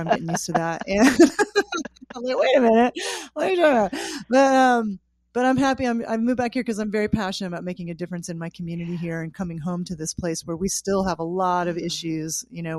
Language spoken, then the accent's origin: English; Osage Nation, Oklahoma, United States; moved away as an adult; also born or lived in California; as well as being Irish and French and English and all, and kind of a mutt, you know, from the European backgrounds. But I grew up right here in the Osage Nation where I was born here, where my original people are from, and I'm deeply connected with that lineage.